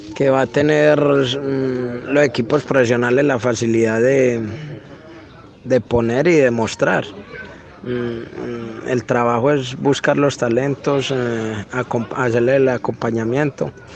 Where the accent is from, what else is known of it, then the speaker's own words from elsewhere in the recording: Colombia; como colombiano